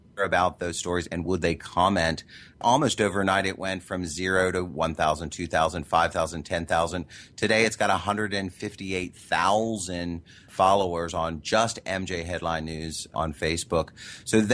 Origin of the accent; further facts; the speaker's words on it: Midwest, United States; I grew up in the Midwest